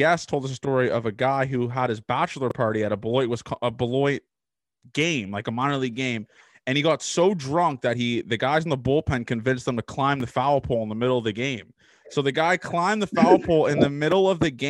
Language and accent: English; Toronto, Ontario, Canada; I'm from Toronto